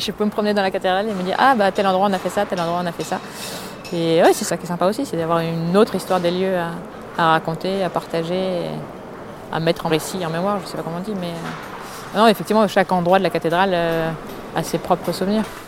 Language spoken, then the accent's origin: French; Paris, Île-de-France, France; Je suis parisienne, je suis née à Paris, j'ai toujours vécu à Paris